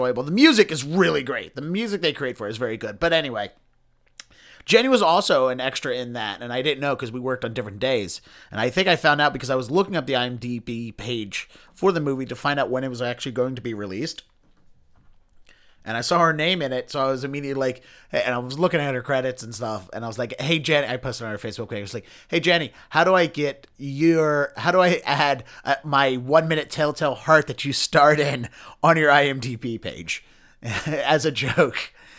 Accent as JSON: {"language": "English", "town": "Baltimore", "region": "Maryland", "country": "United States", "said": "since I'm from Baltimore and you know, Edgar Allan Poe is ingrained in our DNA."}